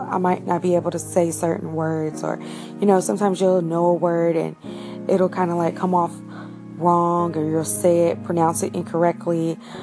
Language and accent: English; United States; I'm an American. I've been born here. My family's been here for centuries